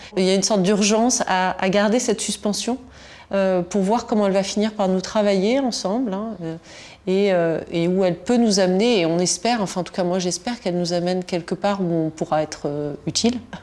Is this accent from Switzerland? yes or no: no; Tunisia; first language Tunisian Arabic and French; moved away; je, suis née en Tunisie, où j'ai passé mon enfance en Tunisie